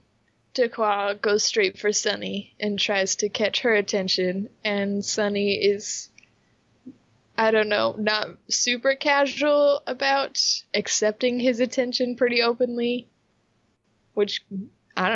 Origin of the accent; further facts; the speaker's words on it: Utah, United States; we're from Utah, so we pronounce pretty much nothing correctly